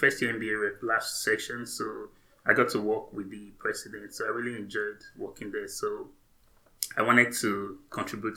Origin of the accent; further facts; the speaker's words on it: Nigeria; moved away as an adult; also born or lived in England / Canada; now in United States; I'm from Nigeria, right? I was born, went up to undergrad in Nigeria